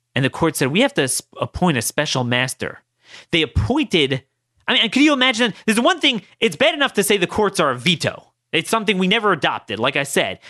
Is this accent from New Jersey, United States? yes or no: no; Maryland's third district, United States; I'm from Maryland's third district.